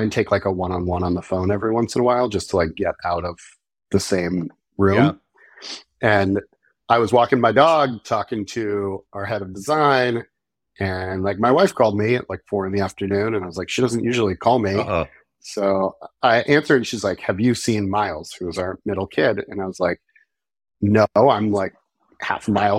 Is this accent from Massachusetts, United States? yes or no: yes; Marblehead, Massachusetts, United States; I grew up in the very nice suburbs of the North Shore of Boston, a small town called Marblehead